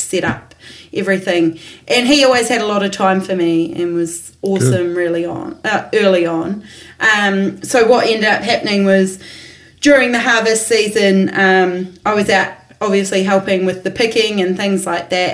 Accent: Marlborough, New Zealand; I'm only from Marlborough

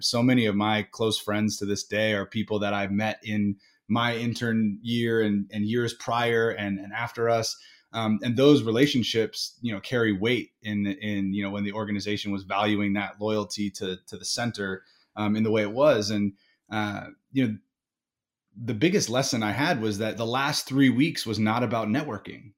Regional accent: Indiana, United States; my family was originally from the East Coast, but I grew up in Indiana

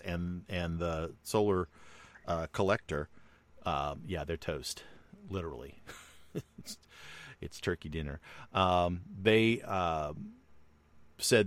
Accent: United States; we as American citizens

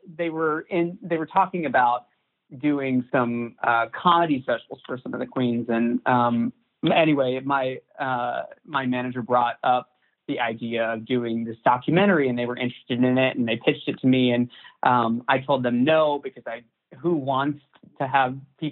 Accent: Chattanooga, Tennessee, United States; moved away; also born or lived in Nashville, Tennessee; my hometown in Chattanooga, Tennessee

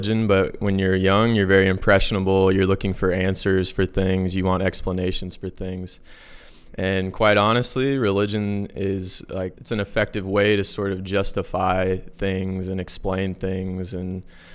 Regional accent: the Midwest, Missouri, United States; moved away; growing up in the Midwest in the U.S., most people, I'd say, are Christian

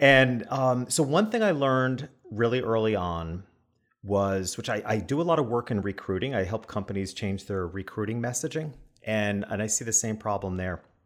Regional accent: New York, United States; being a New Yorker

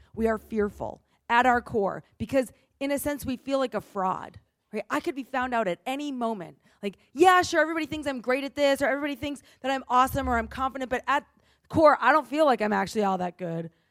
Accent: New England, United States; I grew up in New England

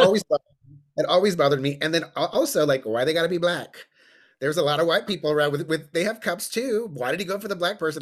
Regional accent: New Braunfels, Texas, United States; I'm from New Braunfels.

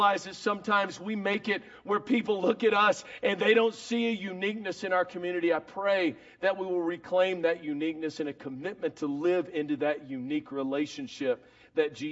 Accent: Dallas, Texas, United States; I'm from Dallas

